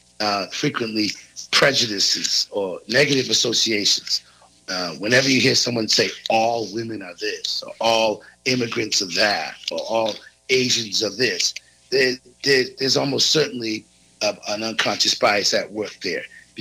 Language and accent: English; East Coast, United States; I grew up on the East Coast at a time when being gay was very negative